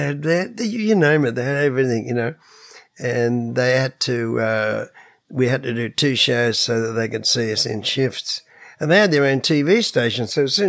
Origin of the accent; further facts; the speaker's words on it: Australia; we come from Australia